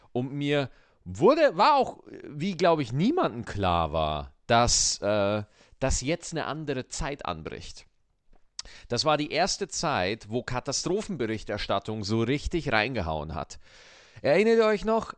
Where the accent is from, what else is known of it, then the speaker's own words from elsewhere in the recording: Schwarzach, Bavaria, Germany; Schwarzach in Bayern, wo ich aufgewachsen bin, liegt in der Nähe des Bayerischen Waldes